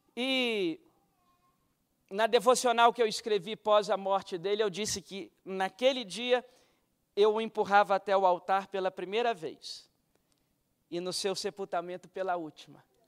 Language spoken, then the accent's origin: Portuguese; Guarapari, Espírito Santo, Brazil; me levava na primeira igreja batista de Guarapari